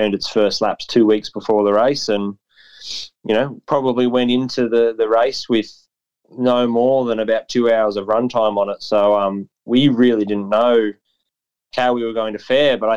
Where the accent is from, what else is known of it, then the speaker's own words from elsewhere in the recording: Canberra, Australian Capital Territory, Australia; dad's been a sole trader since whenever I can remember. He started just downstairs at our family home in Tuggeranong